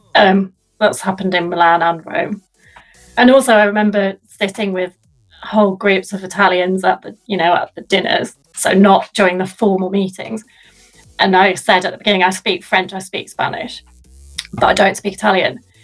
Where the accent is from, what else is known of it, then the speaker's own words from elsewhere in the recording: Sheffield, Yorkshire and the Humber, United Kingdom; my hometown which i love with a passion